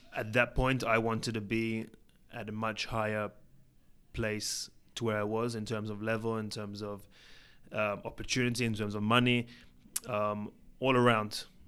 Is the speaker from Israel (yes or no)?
yes; Israel; also born or lived in England; I was born in England, and when I was three years old, my family moved to Israel